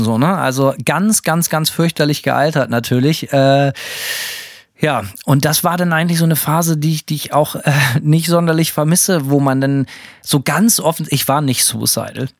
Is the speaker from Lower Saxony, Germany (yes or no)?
no; Bremen, Germany; bin bei uns in Bremen